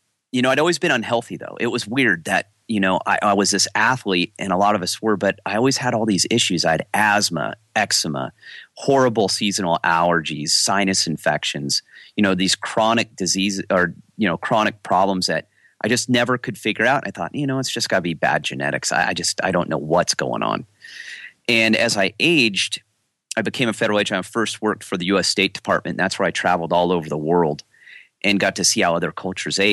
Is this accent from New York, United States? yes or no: no; Sierra Nevada, California, United States; I grew up in the Sierra Nevadas in California